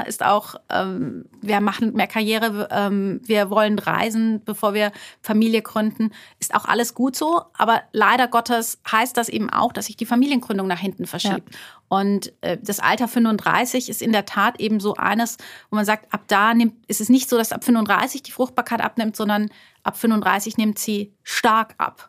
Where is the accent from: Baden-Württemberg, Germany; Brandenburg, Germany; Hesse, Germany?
Baden-Württemberg, Germany; Karlsruhe; moved away as an adult; also born or lived in Frankfurt / London; now in Heidelberg, Germany; ich komme ursprünglich aus, aus Karlsruhe, aus, also aus Baden-Württemberg